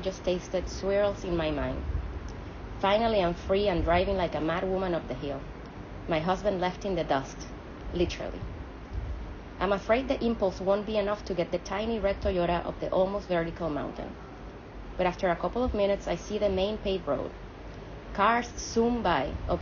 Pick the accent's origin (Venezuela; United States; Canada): Venezuela; From Latin America. I'm Venezuelan